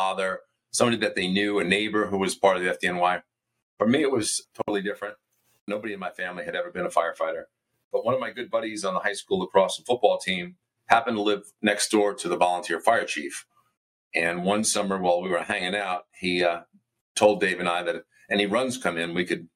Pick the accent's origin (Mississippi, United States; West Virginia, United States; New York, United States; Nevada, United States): New York, United States; Westbury; also born or lived in Huntington, New York; I grew up on Long Island, about 10 miles east of Queens, the New York City border, in a town called Westbury.